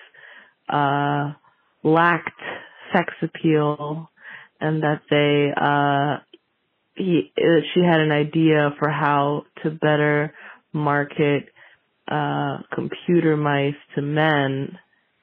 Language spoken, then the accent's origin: English; San Francisco, California, United States; I am from San Francisco